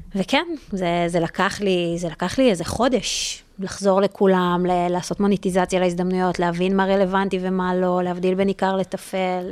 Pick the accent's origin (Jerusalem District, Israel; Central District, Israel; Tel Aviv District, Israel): Central District, Israel; Re'ut; moved away as an adult; now in New York, United States; גם גדלתי ברעות